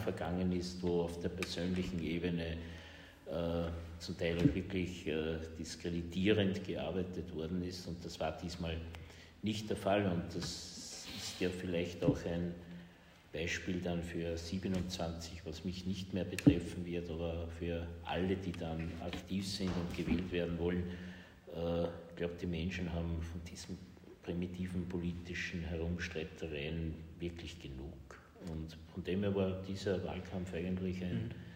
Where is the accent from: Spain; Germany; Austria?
Austria; Linz, Upper Austria; auch als Linzer